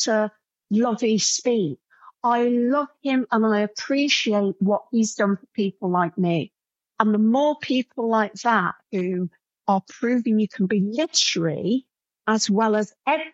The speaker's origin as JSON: {"language": "English", "town": "Coalville", "region": "East Midlands", "country": "United Kingdom", "said": "I'm from Colville, a defunct pit town where the pit shot and everybody drank away"}